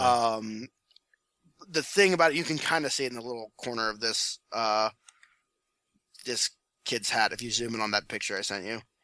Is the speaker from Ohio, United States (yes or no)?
yes; Ohio, United States; my home state